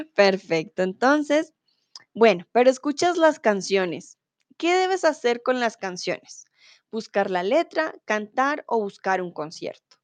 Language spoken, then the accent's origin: Spanish; Colombia; first language Spanish; soy de Colombia